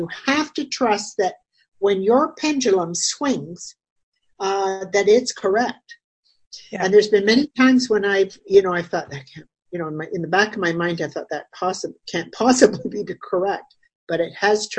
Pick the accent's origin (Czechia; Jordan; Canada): Canada; Brantford, Ontario; my hometown, Brantford